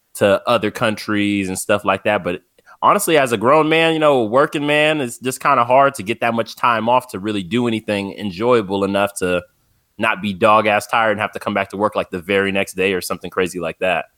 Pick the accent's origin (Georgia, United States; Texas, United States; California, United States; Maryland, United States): California, United States; San Bernardino; I'm from San Bernardino, California, so I'm only about two and a half hours from Vegas